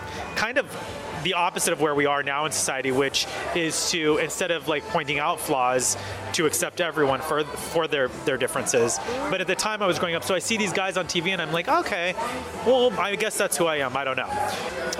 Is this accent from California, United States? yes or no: yes; Southern California, United States; also born or lived in Colorado; I grew up in Southern California